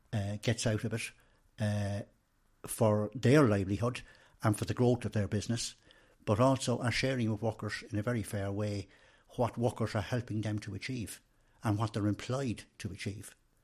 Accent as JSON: {"language": "English", "town": "Randallstown", "region": "Leinster", "country": "Ireland", "tie": "born there", "said": "I was born in Randallstown, which is in Orrestown Kilberry parish of County Meath"}